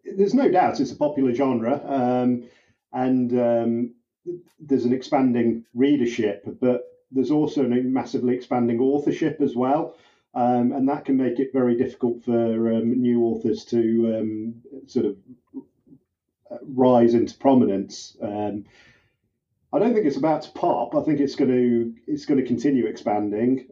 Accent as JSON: {"language": "English", "country": "United Kingdom", "said": "I'm a British cop"}